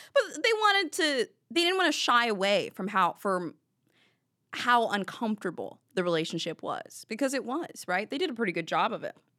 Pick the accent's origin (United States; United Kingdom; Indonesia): United States; the South; I grew up in the South